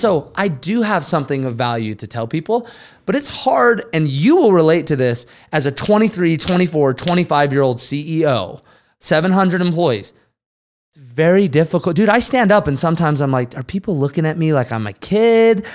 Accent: Utah, United States; now in the Carolinas, United States; we're all from Utah

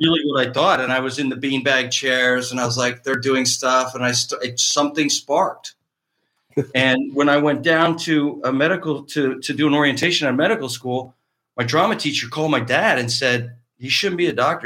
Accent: Cardinal, Ontario, Canada; moved away as an adult; now in Los Angeles, United States; A little town in Eastern Ontario called Cardinal, Cardinal, Ontario.

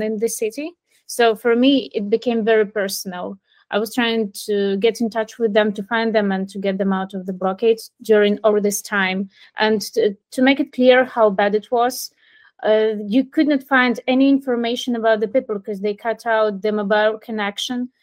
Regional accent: Mariupol, Donetsk Oblast, Ukraine; moved away as an adult; also born or lived in Kyiv, Ukraine; I was born in Mariupol and I was living there most of my life. Uh, I moved to Kiev due to work reason last year

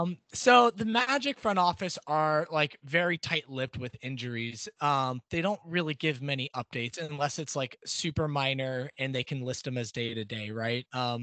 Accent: Orlando, Florida, United States; moved away as an adult; also born or lived in overseas / West Coast; Yeah, so I grew up in Orlando, great Orlando.

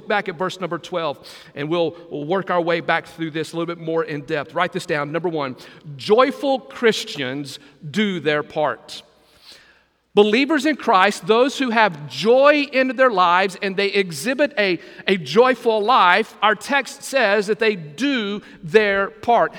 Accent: Texas, United States; now in Brunswick, United States; growing up in Texas, as a kid

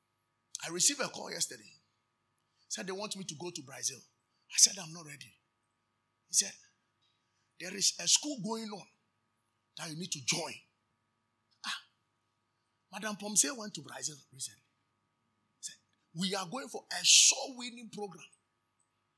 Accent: Nzema, Western Region, Ghana; I'm from Nzema

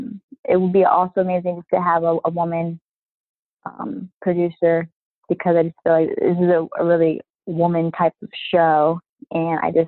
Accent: Baltimore, Maryland, United States; now in New York, United States; I grew up in Baltimore, but I'm living in New York now

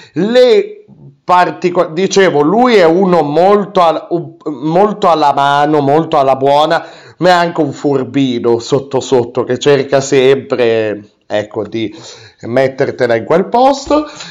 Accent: Piedmont, Italy; anch'io sono piemontese

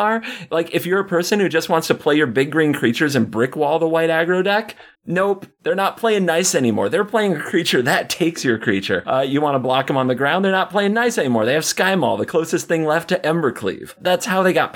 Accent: Michigan, United States; In my home state

